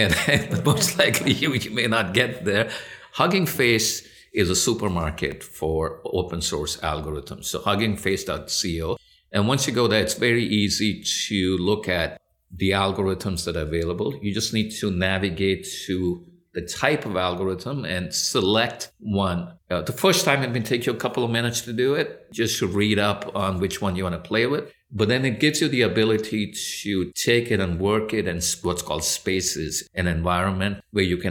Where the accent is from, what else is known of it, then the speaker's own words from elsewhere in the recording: India; also born or lived in United Kingdom; now in United States; I was born in the U.K., so I have a birthright to British citizenship. My parents are Indian, and I grew up in India